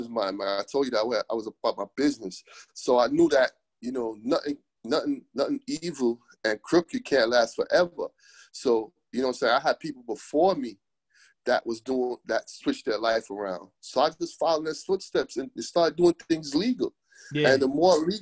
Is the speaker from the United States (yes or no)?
yes; New York City, New York, United States; moved away; also born or lived in Jamaica / Florida / Los Angeles / San Diego; I was born in Brooklyn.